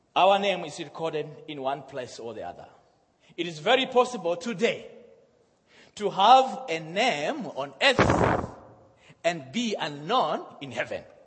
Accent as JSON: {"language": "English", "country": "Malawi", "also_born_or_lived": "Zimbabwe", "moved": "yes", "said": "I'm from Malawi. My father is from Zimbabwe. I was born in Zimbabwe, and uh, my mother is, is, uh, uh, is, from Malawi"}